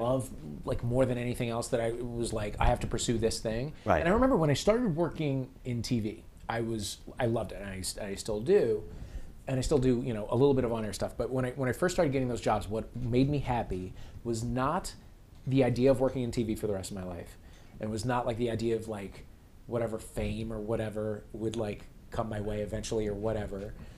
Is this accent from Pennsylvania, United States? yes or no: no; St. Louis, Missouri, United States; we lived in St. Louis